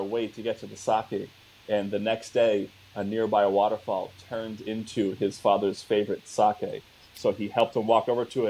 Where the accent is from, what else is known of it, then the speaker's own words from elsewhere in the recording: United States; we're American